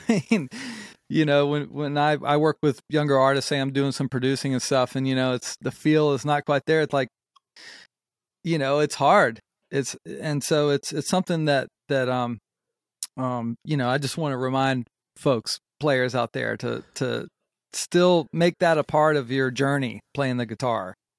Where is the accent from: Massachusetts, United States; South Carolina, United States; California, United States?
South Carolina, United States; North Myrtle Beach; also born or lived in Charlotte, North Carolina / Summerville, South Carolina; I was born in Charlotte, North Carolina, and then, you know, I grew up in North Myrtle Beach. And then when I was around, I guess a little blurry, I guess when I was around, like, eleven or twelve, we moved to Somerville